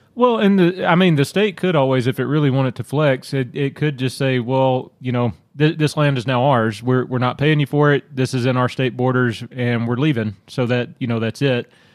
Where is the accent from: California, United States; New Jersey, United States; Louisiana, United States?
Louisiana, United States; growing up in Louisiana